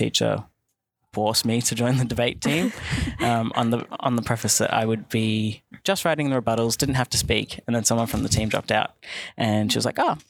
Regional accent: Werribee, Victoria, Australia; I'm from Werribee.

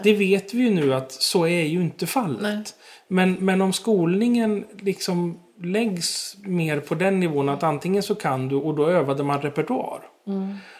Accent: Stockholm, Stockholm County, Sweden; accent: Stockholm dialect; moved away as an adult; now in Gärdsjö, Sweden; Alltså dialekten avslöjar ju att jag kommer från Stockholm

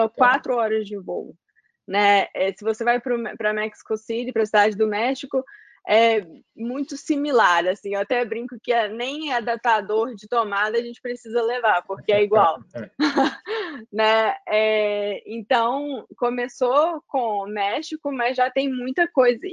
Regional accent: Belo Horizonte, Minas Gerais, Brazil; moved away as an adult; now in United States; sou de Belo Horizonte e tava em Belo Horizonte trabalhando com o meu pai

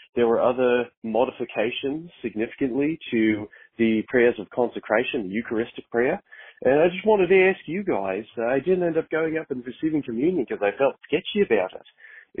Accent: Brisbane, Queensland, Australia; I'm actually from Brisbane, Australia

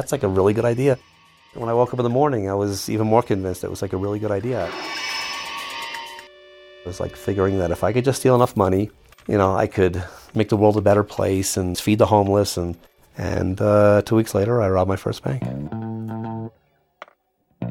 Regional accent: New York City, New York, United States; moved away as an adult; also born or lived in San Diego, California; I grew up in the Upper West Side of Manhattan.

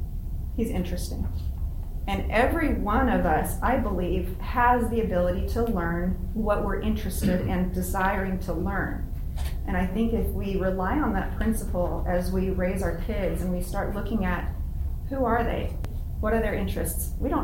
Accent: Arizona, United States; also born or lived in California; I was born in California, and I moved to Arizona when I was 4 years old. I started my first day of school about 3 months later, and I never felt like I fit in.

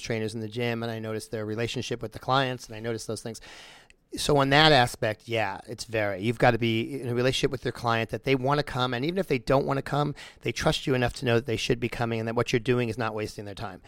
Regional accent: Long Island, New York, United States; moved away; I'm from New York, so I go home to New York quite a bit. And I'm in Long Island

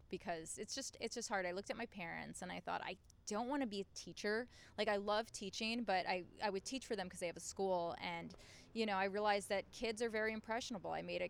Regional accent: New York City, New York, United States; Queens. I'm a queen from Queens.

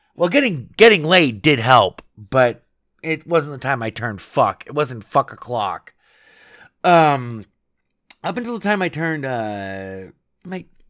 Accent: United States; I'm an American

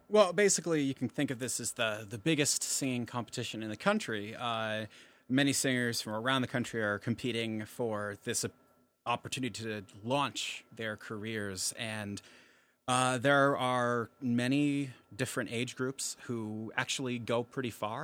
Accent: Post Falls, Idaho, United States; I'm from Post Falls, Idaho, and that's actually about 20 minutes from Spokane, Washington

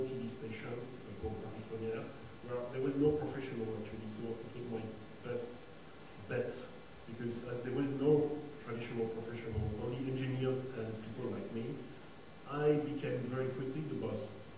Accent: Mali; When I was born in Africa, I spent my childhood in Africa. So from the very beginning, to me, all these questions of race, relations, background were mixed, because I remember I was born in Mali

